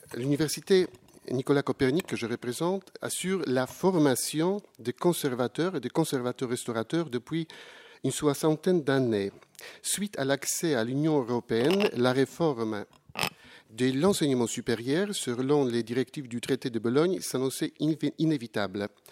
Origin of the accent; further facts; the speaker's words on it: Poland; je viens de la, de la Pologne